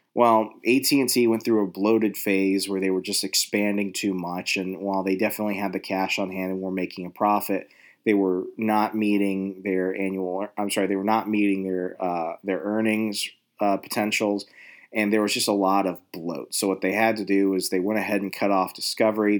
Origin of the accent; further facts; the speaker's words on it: Virginia, United States; I'm from Virginia. I'm an East Coast